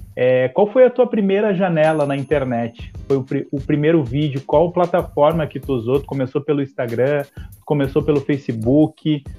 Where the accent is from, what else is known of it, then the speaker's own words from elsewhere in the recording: Porto Alegre, Rio Grande do Sul, Brazil; que é bem parecido com o Partenon, onde eu nasci lá